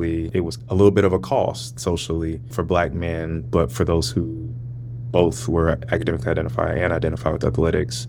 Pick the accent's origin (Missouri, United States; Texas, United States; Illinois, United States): Missouri, United States; St. Louis; moved away as an adult; also born or lived in California; now in Virginia, United States; growing up in St. Louis, was like, I was in majority Black spaces